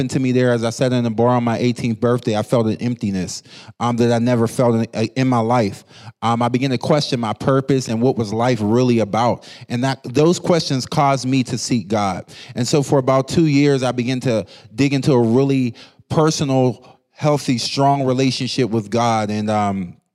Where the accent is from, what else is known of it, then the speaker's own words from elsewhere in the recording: Pittsburgh, Pennsylvania, United States; I grew up in Pittsburgh, Pennsylvania, going to church my whole life.